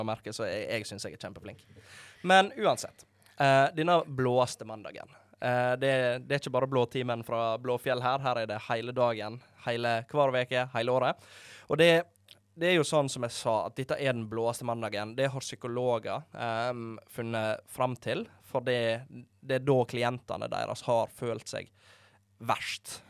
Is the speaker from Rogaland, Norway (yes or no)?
no; Måløy, Vestland, Norway; moved away; hjemme i Måløyde